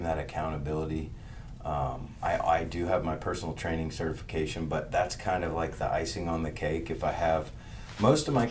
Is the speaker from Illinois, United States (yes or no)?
yes; Pike County, Illinois, United States; moved away as an adult; now in Springfield, United States; I grew up in Pike County, so small town west over the Twin Eagle Bridges